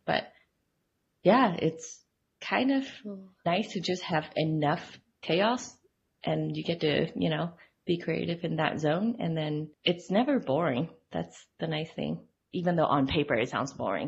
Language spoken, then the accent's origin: English; Hong Kong; now in Utah, United States; I grew up in Hong Kong and I've been in Utah for like the past 12 years